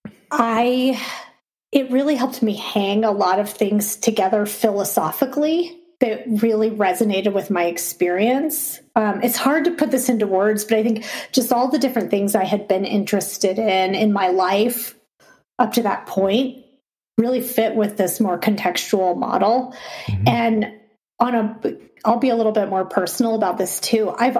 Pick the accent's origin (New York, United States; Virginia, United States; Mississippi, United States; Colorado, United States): Colorado, United States; Boulder; I grew up in Boulder, Colorado, and I went to college in Boulder